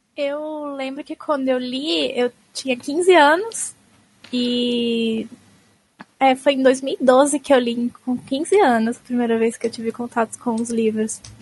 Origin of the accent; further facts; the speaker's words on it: Osasco, São Paulo, Brazil; also born or lived in Jaraguá, São Paulo; Eu sou de Osasco, mas agora eu tô no Jaraguá, na casa do meu namorado